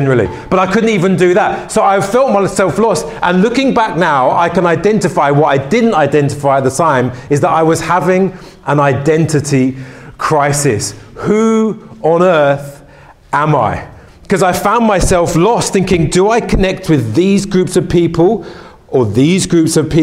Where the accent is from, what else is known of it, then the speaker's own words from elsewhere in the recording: London, United Kingdom; I grew up in West London